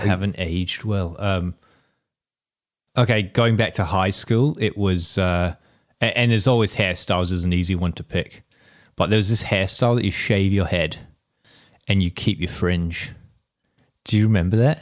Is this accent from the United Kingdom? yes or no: no; Whangarei, Northland, New Zealand; that's my hometown